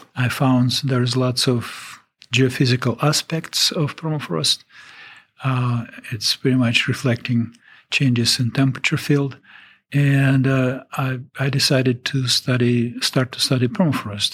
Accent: Russia; English is a second language; moved away as an adult; now in Alaska, United States

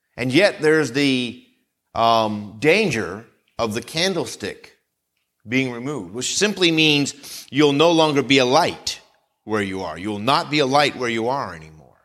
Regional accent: Vermont, United States; moved away; where I grew up in Vermont

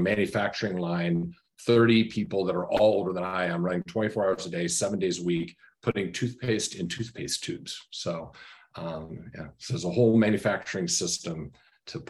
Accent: Missoula, Montana, United States; I grew up in Western Montana, Missoula, Montana

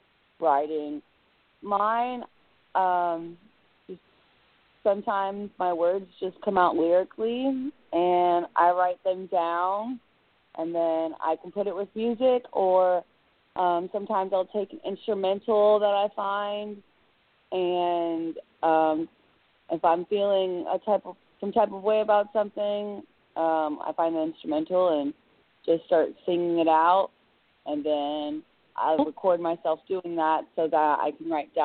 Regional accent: Jacksonville, Florida, United States; I am from Jacksonville, Florida

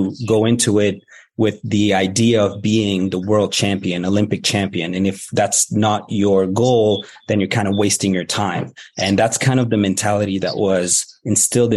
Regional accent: Moscow, Russia; now in Canada; I was born in Moscow

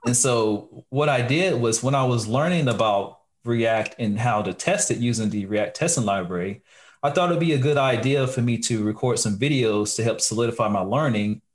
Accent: Lexington, North Carolina, United States; I am from the great city of Lexington, North Carolina, home of the barbecue

